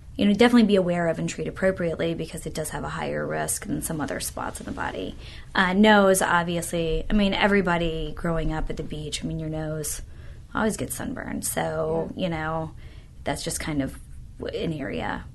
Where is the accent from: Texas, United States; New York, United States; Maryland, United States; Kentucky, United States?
Kentucky, United States; Louisville; moved away as an adult; now in Tampa, United States; I'm originally from Louisville, Kentucky, and I went to medical school in Louisville